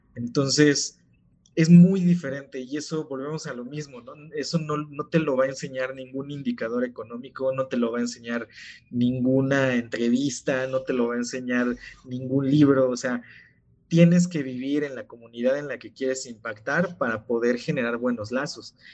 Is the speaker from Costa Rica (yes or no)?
no; Oaxaca, Mexico; yo soy de Oaxaca